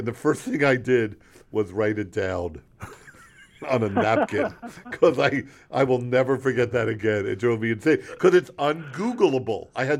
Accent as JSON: {"language": "English", "town": "Haddonfield", "region": "New Jersey", "country": "United States", "tie": "born or raised there", "said": "when I grew up in Haddonfield."}